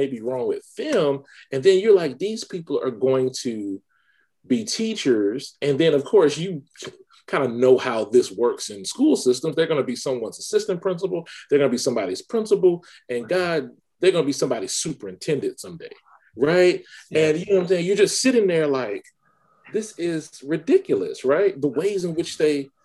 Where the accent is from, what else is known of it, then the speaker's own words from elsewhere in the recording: Baker, Louisiana, United States; I'm from Baker, Louisiana, a small bedroom community north of Baton Rouge, Louisiana